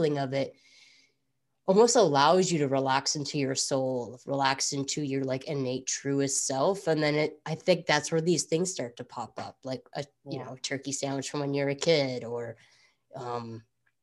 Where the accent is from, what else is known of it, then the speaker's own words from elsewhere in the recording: Midwest, United States; I grew up in the Midwest